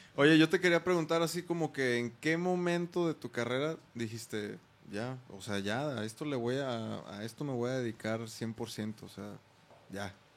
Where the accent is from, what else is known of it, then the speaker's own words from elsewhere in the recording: Mexico; sí somos mexicanos